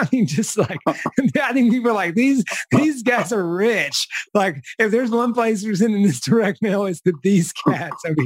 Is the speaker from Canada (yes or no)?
no; the South, United States; I'm from the South